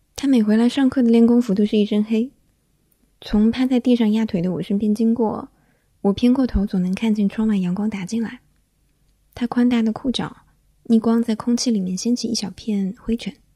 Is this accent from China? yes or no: yes; the South, southern China, China; now in Beijing, China; 小时候在南方